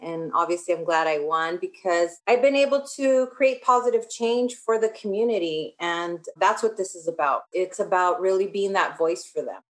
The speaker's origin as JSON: {"language": "English", "town": "Riverside", "region": "California", "country": "United States", "tie": "born or raised there", "also_born_or_lived": "Los Angeles, California (South Central)", "said": "So, I was born in Los Angeles, but my parents moved, bought a house. There was a housing boom in the 80s. So, I lived in South Central until I would say maybe I was in fourth grade when we, we bought a house here in Riverside"}